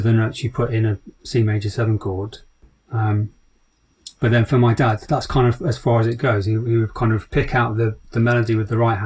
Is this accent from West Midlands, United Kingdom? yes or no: yes; Rugeley, West Midlands, United Kingdom; moved away; also born or lived in Leeds / London; I grew up in the Midlands near Birmingham, a little town called Rugeley